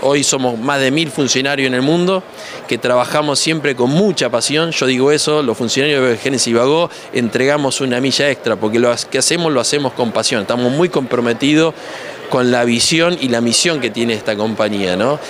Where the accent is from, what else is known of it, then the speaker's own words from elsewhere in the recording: Escobar, Buenos Aires Province, Argentina; Soy argentino, nacido en Escobar, una ciudad muy cerca de Garín